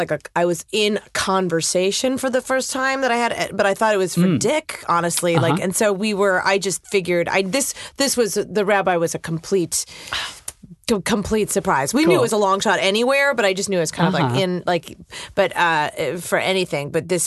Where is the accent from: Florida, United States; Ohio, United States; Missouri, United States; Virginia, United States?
Ohio, United States; Cleveland Heights; I grew up in Ohio, Cleveland, Cleveland Heights, to be exact.